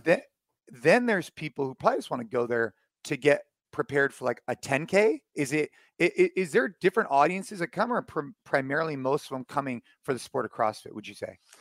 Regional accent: United States; here in the, in the, um, U S, actually, actually at my hometown

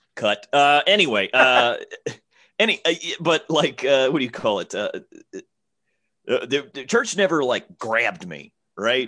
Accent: Alabama, United States; I'm from Alabama

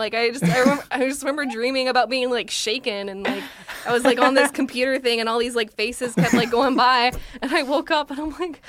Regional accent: Folsom, California, United States; moved away as an adult; now in Los Angeles, United States

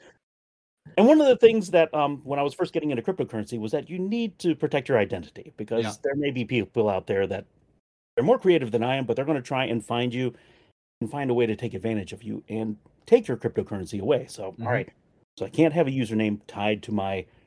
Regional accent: near Annapolis, Maryland, United States; I'm down in Maryland in the U.S., specifically near the Annapolis area.

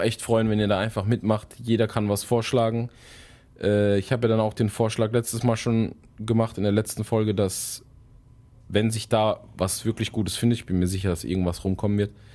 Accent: Germany; bei uns in Deutschland

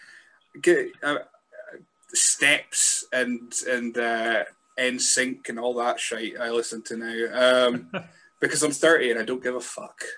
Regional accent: Scotland, United Kingdom; I'm a Scotsman

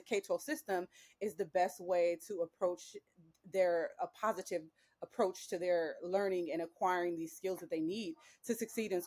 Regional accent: Cleveland, Ohio, United States; I grew up in Cleveland, Ohio, and I went to public schools in Cleveland, Ohio

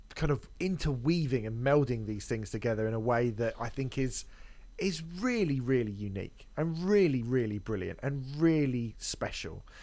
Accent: United Kingdom; I'm from Britain

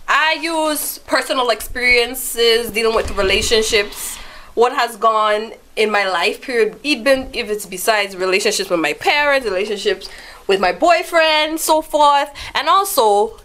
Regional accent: U.S. Virgin Islands; now in New York, United States; But I was raised in the Virgin Islands. But I'm back in New York now

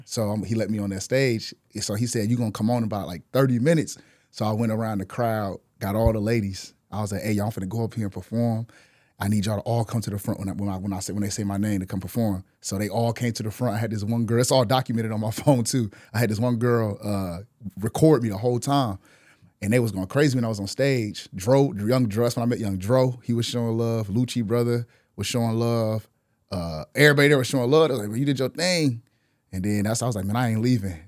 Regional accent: Milwaukee, Wisconsin, United States; moved away as an adult; now in Atlanta, United States; in Wisconsin, I'm from Milwaukee

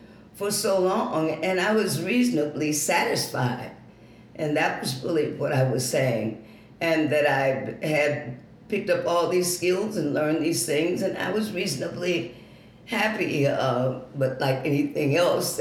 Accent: Detroit, Michigan, United States; also born or lived in Muskegon, Michigan; I was born in Muskegon, Michigan, and they both worked in parts factories there before they came to Detroit

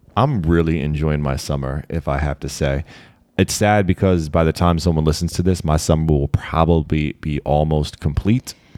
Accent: Maryland, United States; being a Marylander

